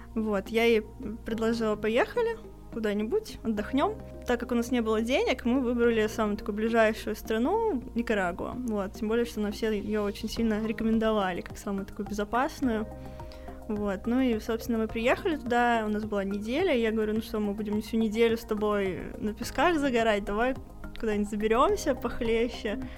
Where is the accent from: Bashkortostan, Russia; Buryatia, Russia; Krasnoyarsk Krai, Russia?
Bashkortostan, Russia; Ufa; мы обе из Уфы